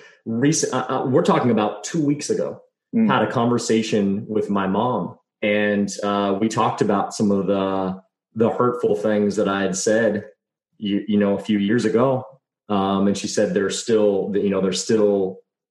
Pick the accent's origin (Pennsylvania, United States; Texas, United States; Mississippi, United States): Texas, United States; I grew up in Texas